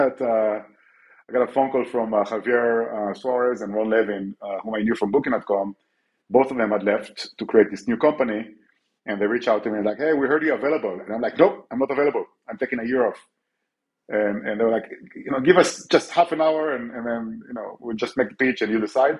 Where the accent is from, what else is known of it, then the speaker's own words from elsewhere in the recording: Israel; now in Barcelona, Spain; I'm from Israel.